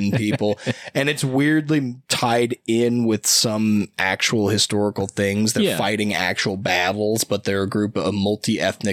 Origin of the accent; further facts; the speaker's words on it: Davenport, Iowa, United States; moved away as an adult; also born or lived in Cedar Falls, Iowa; now in Portland, United States; In my hometown, Davenport, Iowa